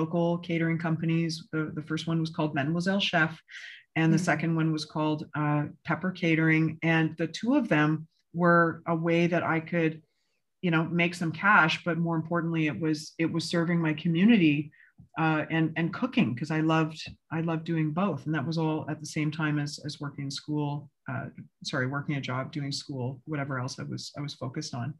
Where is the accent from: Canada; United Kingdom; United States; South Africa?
Canada; moved away; being a Canadian